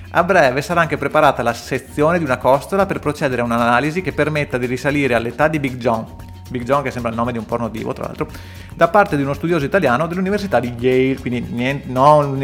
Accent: London, United Kingdom; accent: South London; invece io con la mia pronuncia da sud di Londra

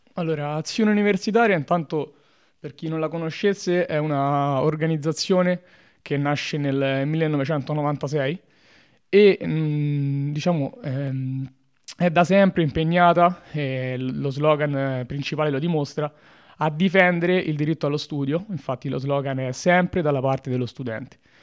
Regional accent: Latina, Lazio, Italy; moved away as an adult; now in Trento, Italy; vengo da Latina, ridente eh, località spesso all'ombra

